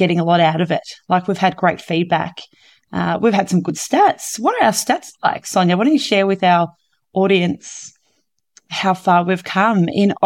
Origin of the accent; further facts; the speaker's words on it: Victoria, Australia; I'm from Victoria